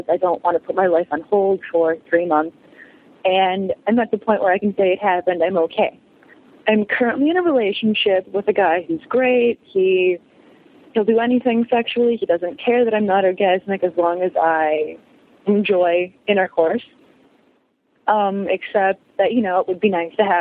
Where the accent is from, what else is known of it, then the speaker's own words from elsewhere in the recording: Midwest, United States; I'm from the Midwest.